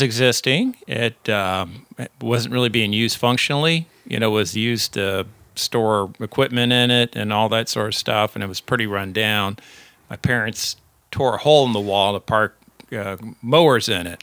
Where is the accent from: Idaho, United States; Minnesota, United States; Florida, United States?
Florida, United States; Central; also born or lived in Houston, Texas / San Antonio, Texas / Dayton, Ohio / Miami, Florida; I was born in Houston, also live in San Antonio, Dayton, Ohio, and then, uh, Miami. And that's when, uh, when I was just, uh, in pre-K, so probably four, four years old or so, he decided to quit N C R and come to Central Florida